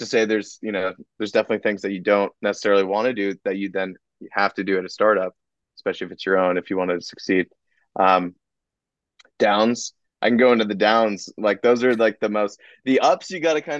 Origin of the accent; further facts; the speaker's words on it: Los Angeles, California, United States; moved away as an adult; also born or lived in New York; I grew up in Los Angeles, in the Calabasas area